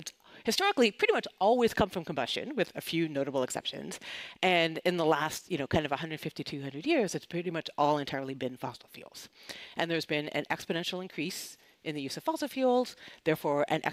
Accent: Canada; moved away; I'm originally from Canada

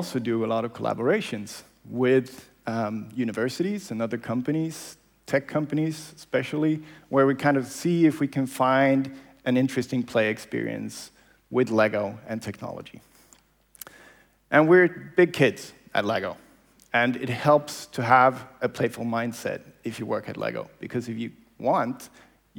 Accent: Malmö, Skåne, Sweden; this is my hometown. So this is where I grew up, Malmö

